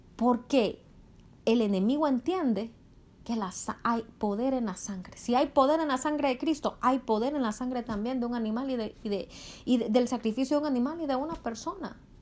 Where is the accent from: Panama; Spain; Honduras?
Honduras; en Honduras, el país de donde yo soy